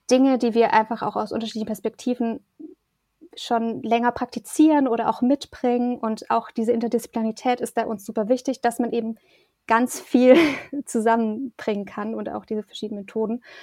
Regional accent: Erlangen, Bavaria, Germany; now in Bonn, Germany; Also ich komme jetzt aus Erlangen, da wurde das auch schon so gelebt und geprägt, aber in Bonn jetzt mit, mit der Gruppe ist es schon nochmal forcierter

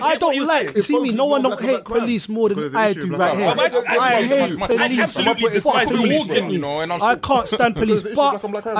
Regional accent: London, United Kingdom; born or raised there

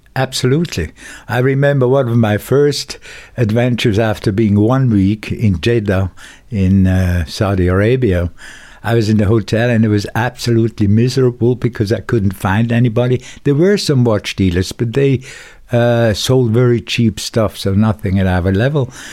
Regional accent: Dübendorf, Zurich, Switzerland; also born or lived in Schaffhausen; I was born in Dubendorf, and I went partly to school there

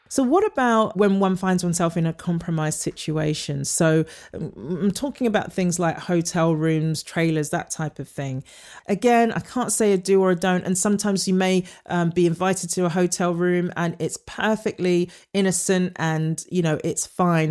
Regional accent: United Kingdom; moved away; as a British actor coming over

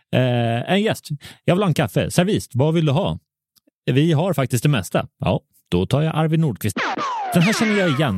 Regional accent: Sweden; jag är ju svensk

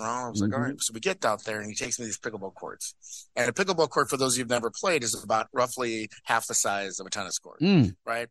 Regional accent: Chicago, Illinois, United States; moved away as an adult; also born or lived in Indiana / Belarus; I'm from Illinois, from Chicago.

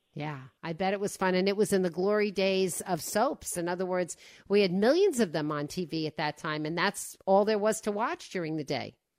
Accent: Five Towns, Long Island, New York, United States; I grew up in this cluster called the Five Towns, and one of the towns was Cedarhurst

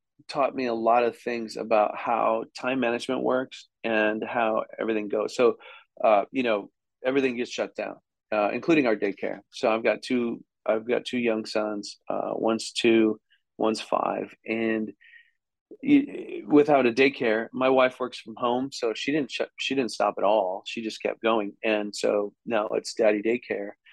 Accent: Wisconsin, United States; I came from Wisconsin

